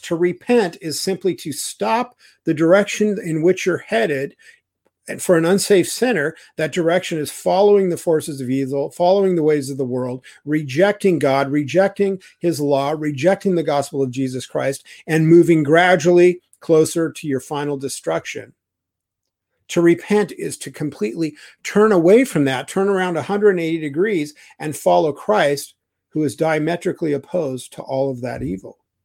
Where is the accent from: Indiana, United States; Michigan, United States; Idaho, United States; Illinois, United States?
Idaho, United States; I'm from Idaho